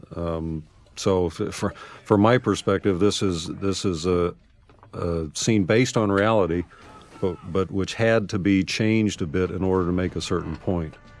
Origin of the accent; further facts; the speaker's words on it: United States; growing up in America